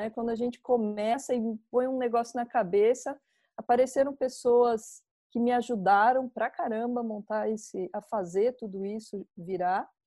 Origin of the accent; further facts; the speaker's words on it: Botucatu, São Paulo, Brazil; moved away as an adult; also born or lived in São Carlos / Curitiba; Eu sou de Botucatu.